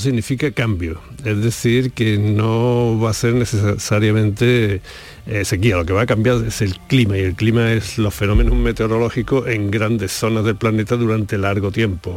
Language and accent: Spanish; Andalusia, Spain; en Andalucía hemos tenido otras